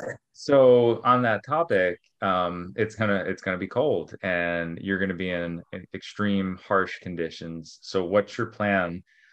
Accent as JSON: {"language": "English", "region": "New York", "country": "United States", "tie": "born or raised there", "lives_now": "California, United States", "said": "I mean, I grew up in New York and love being in snow"}